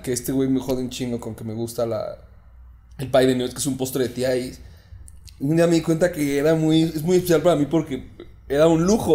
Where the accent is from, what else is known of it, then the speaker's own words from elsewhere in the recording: Mexico; somos mexicanos